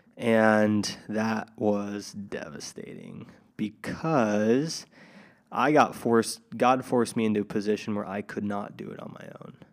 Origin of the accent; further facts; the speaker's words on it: Tri-Cities, Washington, United States; moved away; back in my hometown, Tri-Cities, Washington